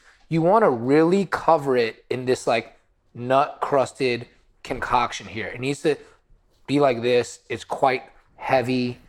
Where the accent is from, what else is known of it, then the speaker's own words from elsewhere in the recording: Florida, United States; moved away; growing up in Florida was hard because it was so monocultural.